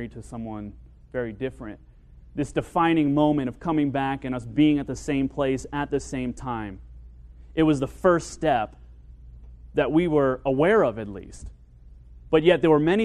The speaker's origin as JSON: {"language": "English", "region": "Kentucky", "country": "United States", "tie": "born or raised there", "moved": "as an adult", "lives_now": "Tucson, United States", "said": "I left to my hometown of Kentucky and started school there."}